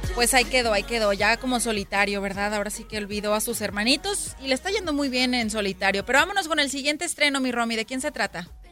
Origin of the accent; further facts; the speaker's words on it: Mexico; soy mexicana